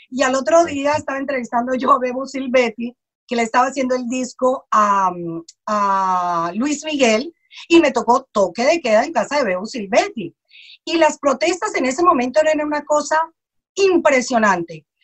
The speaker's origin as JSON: {"language": "Spanish", "country": "Colombia", "moved": "yes", "lives_now": "United States", "said": "Yo soy colombiana"}